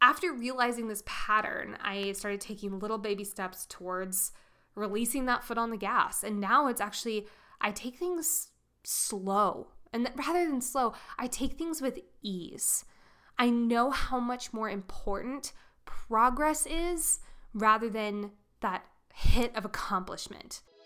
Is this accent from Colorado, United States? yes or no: yes; Colorado, United States; I'm from Colorado.